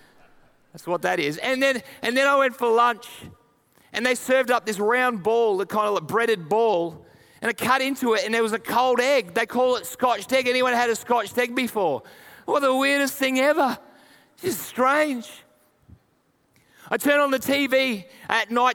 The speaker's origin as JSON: {"language": "English", "country": "Australia", "also_born_or_lived": "United Kingdom", "said": "being an Aussie"}